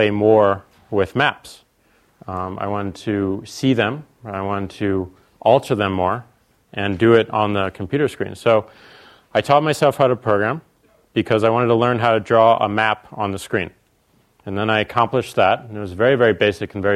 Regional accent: St. Louis, Missouri, United States; We're from St. Louis, so there's a lot of meat and potatoes

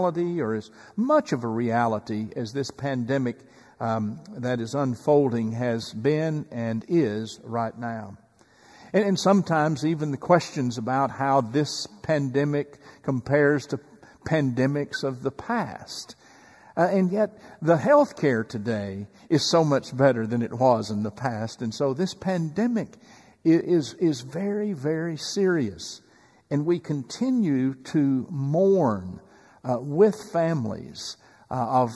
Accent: East Texas, United States; growing up in East Texas

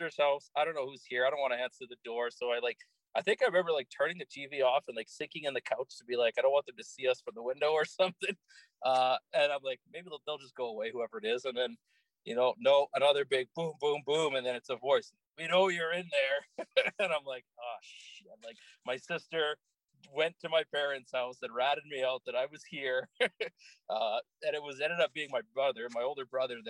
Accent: Calgary, Alberta, Canada; I grew up in Calgary, born and raised

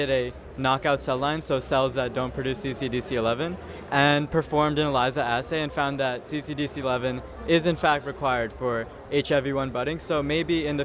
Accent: Dix Hills, New York, United States; I'm from Dix Hills, New York

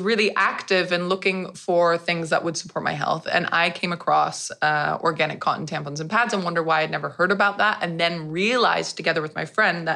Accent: United States; now in Netherlands; I'm American and half Dutch

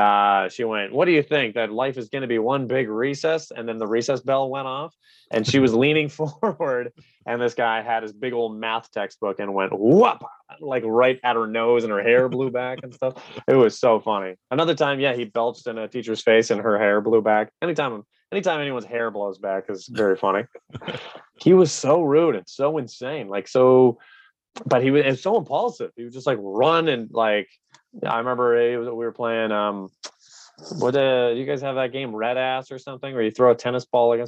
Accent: Canada; So my mom's from Belgium. My dad's from England. Yeah. We grew up in Canada.

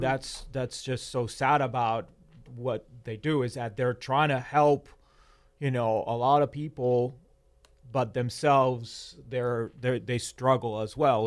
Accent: Argentina; moved away; I was born in Argentina and I have you know, lived in Argentina in periods of high inflation

